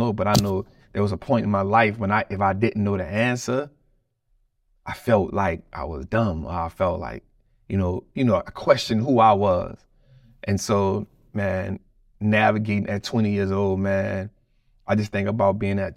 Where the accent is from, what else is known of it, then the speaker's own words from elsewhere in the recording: United States; being a black man growing up in America